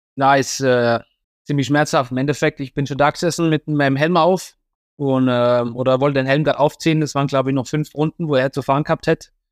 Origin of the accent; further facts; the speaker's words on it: Germany; als Deutscher